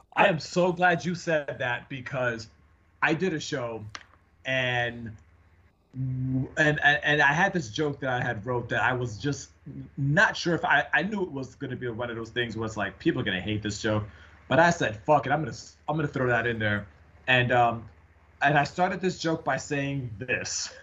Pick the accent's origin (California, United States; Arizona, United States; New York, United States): New York, United States; now in Seattle, United States; we're both from from New York